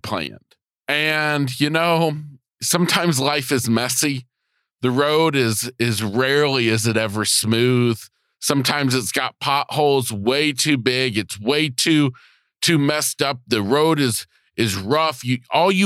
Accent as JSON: {"language": "English", "region": "the South", "country": "United States", "tie": "born or raised there", "said": "growing up in the South"}